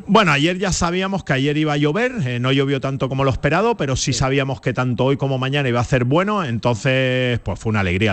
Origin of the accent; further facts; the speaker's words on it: Canary Islands, Spain; moved away; hasta de mi tierra, hasta de Canarias